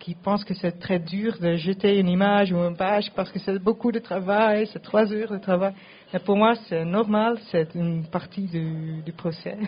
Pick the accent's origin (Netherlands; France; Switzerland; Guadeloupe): Netherlands; French is a second language; je parle français, mais je viens de Pays-Bas